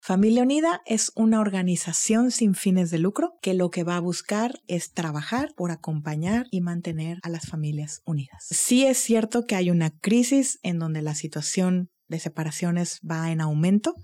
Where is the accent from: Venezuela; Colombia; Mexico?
Mexico; Monterrey, Nuevo León; moved away as an adult; also born or lived in Cancún; yo nací aquí en Monterrey en el año 1970 y eh, pues crecí aquí toda mi infancia, adolescencia